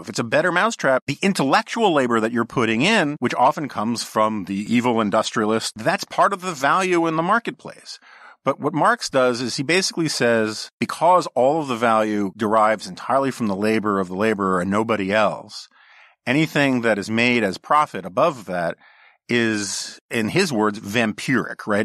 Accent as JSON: {"language": "English", "town": "New York City", "region": "New York", "country": "United States", "tie": "born or raised there", "said": "growing up on the Upper West Side of Manhattan"}